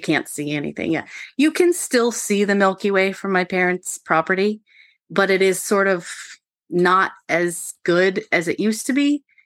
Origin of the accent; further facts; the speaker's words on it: Maryland, United States; I grew up on Mar, on the Maryland side of the Potomac River, so, uh, walking distance from Harpers Ferry